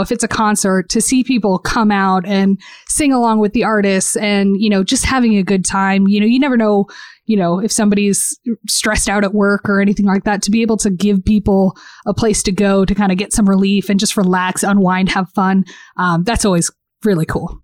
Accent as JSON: {"language": "English", "region": "Southwest", "country": "United States", "tie": "born or raised there", "also_born_or_lived": "Portland", "lives_now": "Phoenix, United States", "said": "I grew up in the Southwest"}